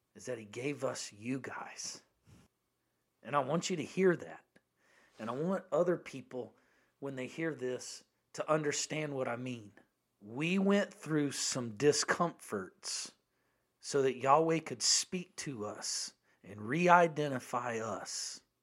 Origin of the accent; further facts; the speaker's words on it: United States; as an American